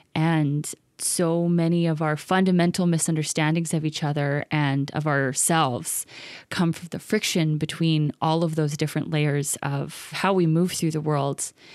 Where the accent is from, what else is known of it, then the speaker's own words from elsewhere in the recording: Vancouver, British Columbia, Canada; also born or lived in East Los Angeles, United States; in East Van, and especially in my kinda home neighborhood, which is Commercial Drive, and especially kind of in the nineties and early two thousands when I was growing up